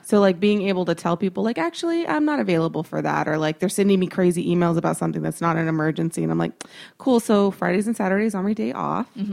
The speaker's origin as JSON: {"language": "English", "region": "Texas", "country": "United States", "said": "I'm a woman, I'm from Texas"}